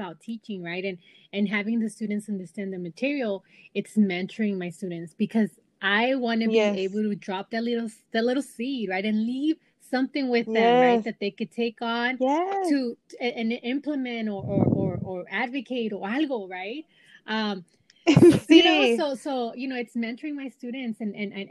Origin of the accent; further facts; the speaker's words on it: Compton, California, United States; I was born and raised in Compton